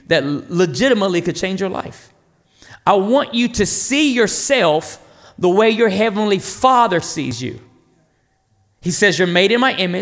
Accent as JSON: {"language": "English", "region": "North Carolina", "country": "United States", "said": "I'm Native American, Lumbee Indian, from a little town in North Carolina called John Station that nobody knows"}